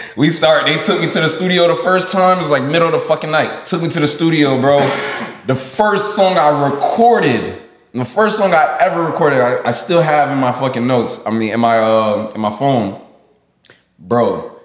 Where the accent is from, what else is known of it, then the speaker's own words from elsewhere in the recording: Miami, Florida, United States; Originally, I'm from Little Haiti. I'm from Dade County.